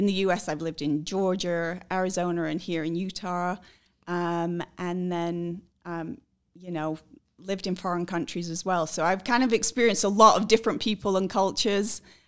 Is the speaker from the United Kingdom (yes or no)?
yes; England, United Kingdom; also born or lived in Scotland; now in United States; So I am originally from the UK. I was born in Scotland and grew up in England.